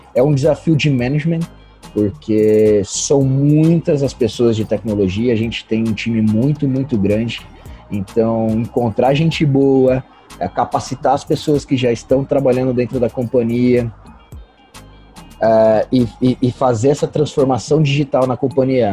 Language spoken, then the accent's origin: Portuguese; Birigui, São Paulo, Brazil; moved away; sou natural de uma cidade de, de Birigui, que se chama Birigui, é, interior de São Paulo